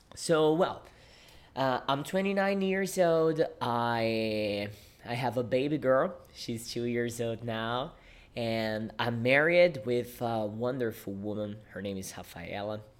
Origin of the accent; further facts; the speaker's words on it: Brazil; English is a second language; I am a Brazilian English teacher. Yeah, I teach English and I live in Brazil.